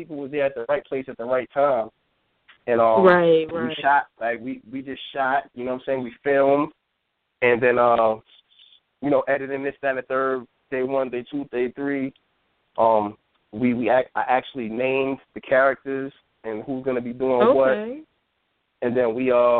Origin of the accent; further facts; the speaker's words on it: Yonkers, New York, United States; I'm from Yonkers, born and raised